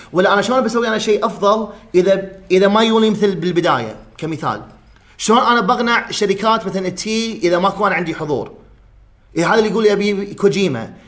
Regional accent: Kuwait; عندنا بالكويت

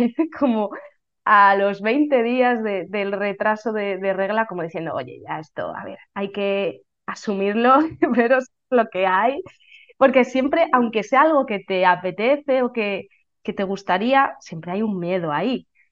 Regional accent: Valladolid, Castile and León, Spain; soy de Valladolid

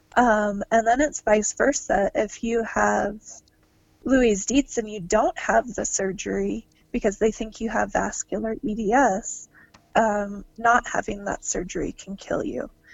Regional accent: Georgia, United States; now in Utah, United States; I grew up in Georgia

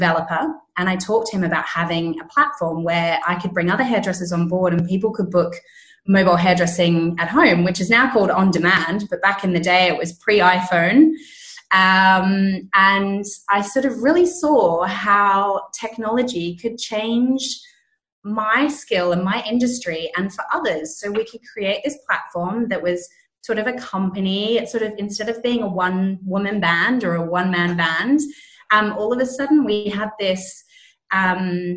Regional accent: Australia; moved away as an adult; now in London, United Kingdom; I'm originally Australian. I had a salon back in Australia

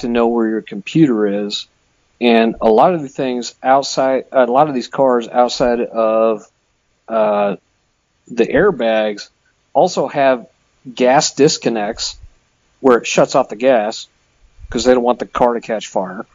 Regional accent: Midwest, United States; I'm from the Midwest.

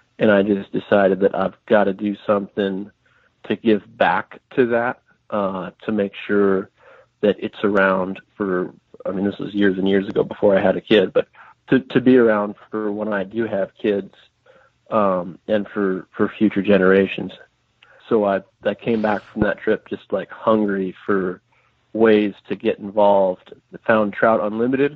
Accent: Midwest, United States; moved away as an adult; growing up in the Midwest

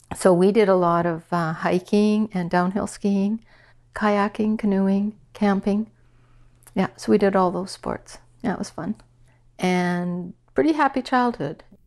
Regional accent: Saskatchewan, Canada; moved away as an adult; also born or lived in Regina / Toronto / Ottawa; I grew up in Saskatchewan, small town of a hundred people

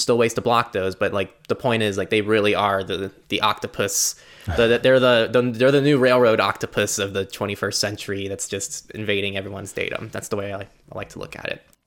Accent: United States; in the U S, as an American

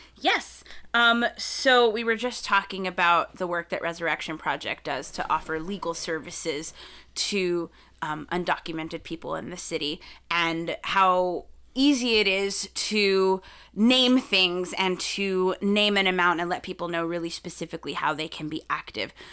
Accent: South Texas, United States; I grew up in South Texas, And it, we lived right on the border

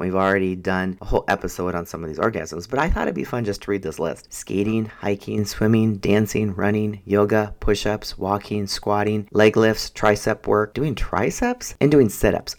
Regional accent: Minnesota, United States; I'm from Minnesota

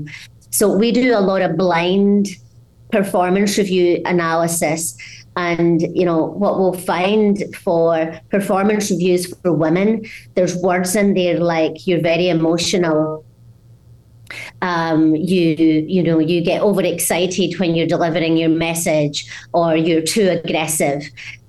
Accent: Scotland, United Kingdom; What really is my story is I grew up in Scotland in a small mining village where there was a very guttural use of language that outside of there is quite hard to understand.

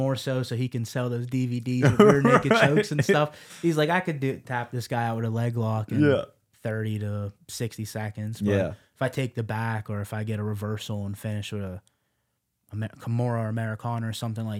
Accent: Las Vegas, Nevada, United States; I've always been a Mike Tyson fan since a kid because I grew up in Las Vegas.

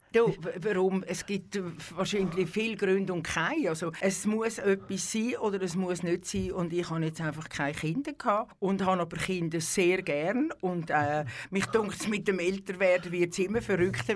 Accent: Küsnacht, Zurich, Switzerland; Ich bin in Küsnacht am Zürichsee aufgewachsen, also äh, ja, auf die Welt gekommen und aufgewachsen

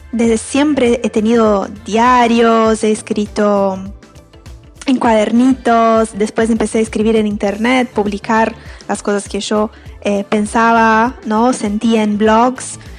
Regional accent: Brazil; Spanish is a second language; moved away as an adult; now in Uruguay; Yo soy brasileña, pero vivo en Uruguay hace siete años.

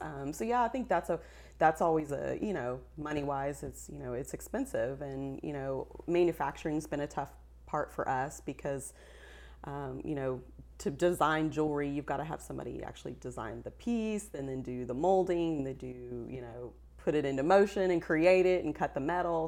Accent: West Texas, United States; we're from West Texas

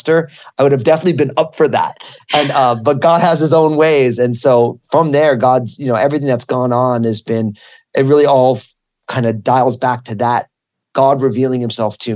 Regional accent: New Jersey, United States; I went to Rutgers University in my home state of New Jersey.

